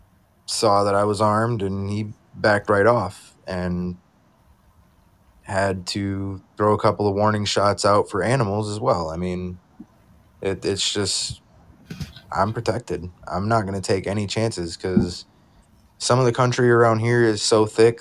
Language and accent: English; Michigan, United States; me being from Michigan